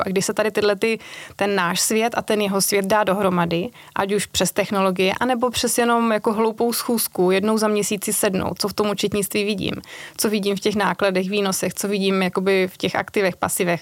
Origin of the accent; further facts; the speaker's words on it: Moravia, Czechia; moved away as an adult; also born or lived in Brno; now in Prague, Czechia; já pocházím z Moravy, tam jsem si našla manžela Pražáka